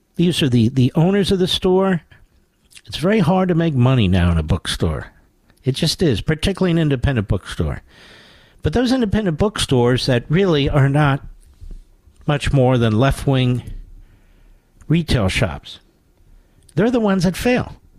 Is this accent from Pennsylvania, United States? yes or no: yes; Philadelphia, Pennsylvania, United States; I'm from Philadelphia.